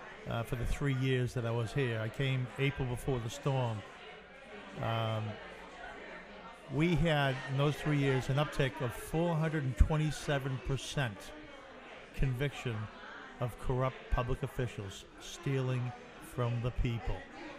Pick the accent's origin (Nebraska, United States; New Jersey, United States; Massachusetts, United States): Massachusetts, United States; Boston; moved away as an adult; now in New Orleans, United States; I'm from Boston.